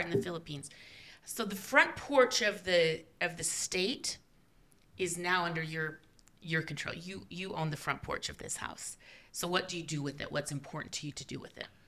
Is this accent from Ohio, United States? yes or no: no; Utah, United States; I'm from Utah